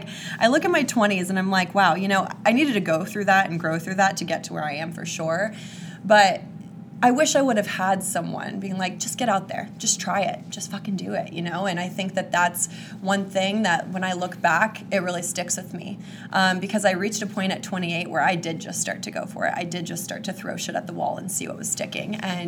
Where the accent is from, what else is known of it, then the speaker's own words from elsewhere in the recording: Kansas, United States; I'm from Kansas.